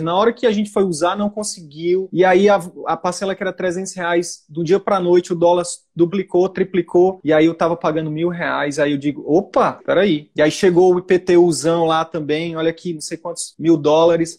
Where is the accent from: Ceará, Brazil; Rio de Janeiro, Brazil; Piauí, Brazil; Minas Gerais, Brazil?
Piauí, Brazil; now in Manaus, Brazil; eu tinha imóveis no Piauí, que é a minha terra natal